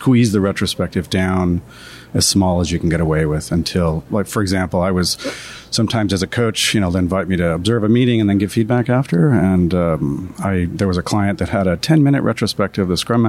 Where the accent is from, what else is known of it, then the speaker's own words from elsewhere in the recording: United States; I'm American